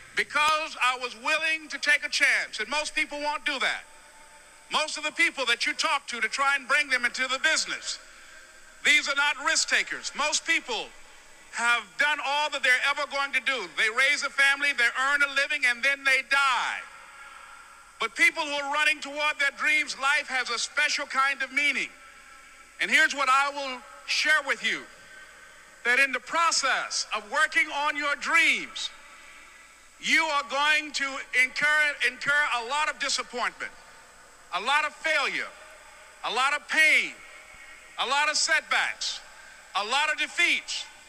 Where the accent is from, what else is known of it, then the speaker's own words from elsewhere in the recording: Miami, Florida, United States; I was born in Miami, Florida, in an area called Liberty City in an abandoned building on a hard linoleum floor with my twin brother